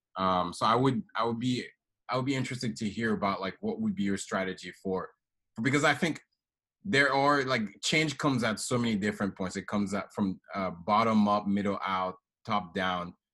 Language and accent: English; Haiti; moved away; I'm from Haiti originally